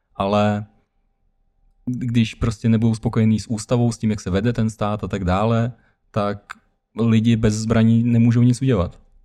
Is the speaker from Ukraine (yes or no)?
yes; Ukraine; now in Czech Republic; pocházím z Ukrajiny